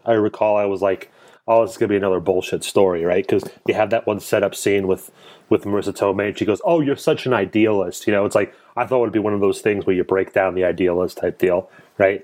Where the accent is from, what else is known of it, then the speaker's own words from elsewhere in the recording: Clifton, New Jersey, United States; accent: Jersey; now in Lancaster County, Pennsylvania, United States; I grew up in Clifton, New Jersey